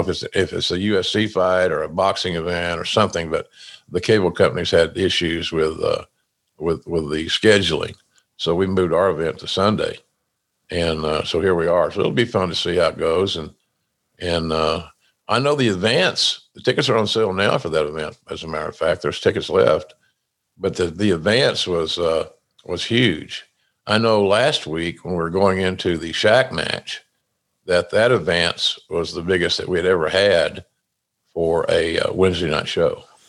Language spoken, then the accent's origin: English; Oklahoma, United States; now in Jacksonville Beach, United States; my home state of Oklahoma